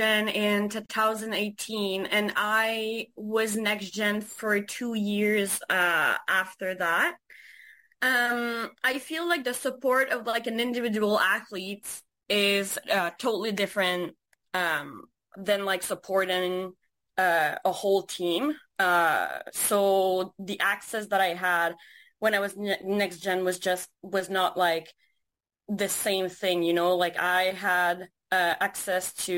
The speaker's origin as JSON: {"language": "English", "region": "Quebec", "country": "Canada", "said": "we're from Quebec."}